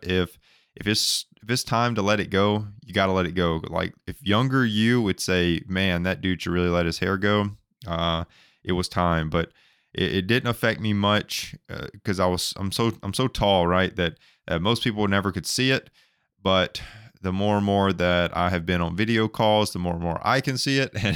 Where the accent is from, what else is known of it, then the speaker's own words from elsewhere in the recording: Alabama, United States; I'm from Alabama